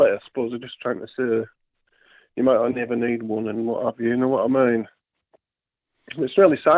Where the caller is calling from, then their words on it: Yorkshire and the Humber, United Kingdom; uh, West Yorkshire, mate. How are we doing?